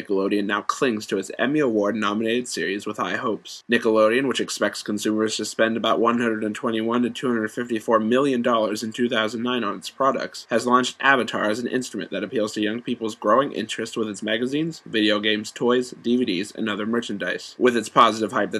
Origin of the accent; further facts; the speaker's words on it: Ohio, United States; I'm American. I live in Ohio, actually, and I'm 16